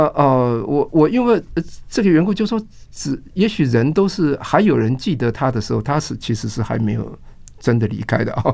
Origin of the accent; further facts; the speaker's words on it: Taiwan; 跟我们台湾人的 相土的，比如说花枝草、芹菜这种